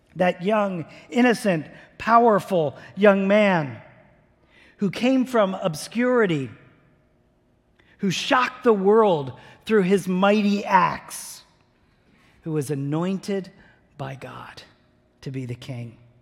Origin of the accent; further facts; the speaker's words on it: New Jersey, United States; moved away; I grew up in New Jersey